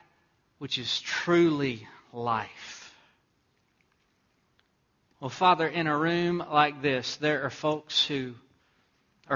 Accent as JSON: {"language": "English", "region": "Texas", "country": "United States", "tie": "born or raised there"}